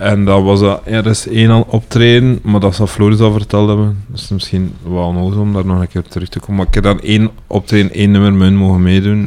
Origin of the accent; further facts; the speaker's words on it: Ninove, Flanders, Belgium; Ik kom eigenlijk van Winneke.